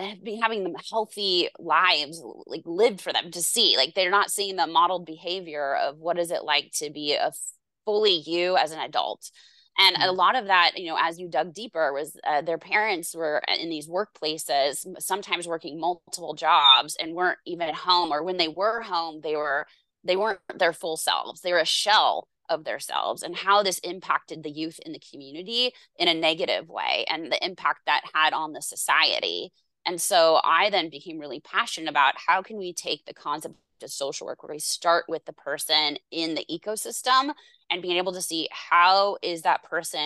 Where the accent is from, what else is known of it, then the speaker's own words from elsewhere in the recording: Seattle, Washington, United States; I grew up in the Seattle area